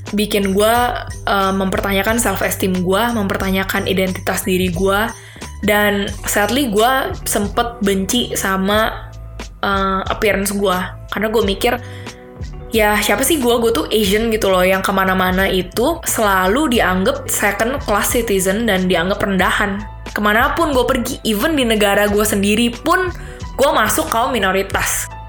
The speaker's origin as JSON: {"language": "Indonesian", "country": "Indonesia", "also_born_or_lived": "Spain", "moved": "yes", "lives_now": "Munich, Germany", "said": "gua dari Indo"}